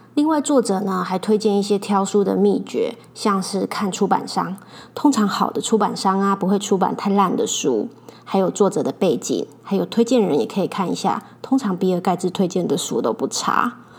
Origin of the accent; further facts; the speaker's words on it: Taiwan; 我们土生土长的台湾人